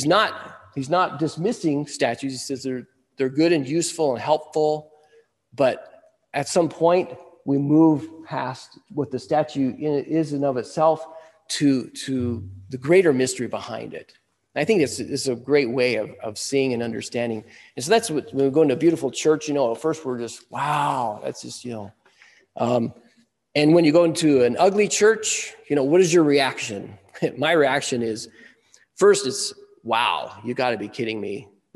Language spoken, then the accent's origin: English; Wyoming, United States; now in Nebraska, United States; I come from Wyoming, I grew up in the beautiful mountains.